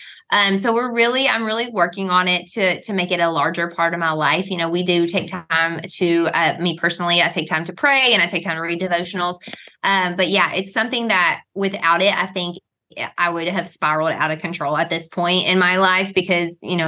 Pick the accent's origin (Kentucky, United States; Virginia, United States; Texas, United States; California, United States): Kentucky, United States; I've grown up, you know, actually a backwoods Southern Christian Baptist. So we went to, when I was a church, we went to church when I was a kid. It was a one room wooden church with an outhouse and a wood stove. So we're from Kentucky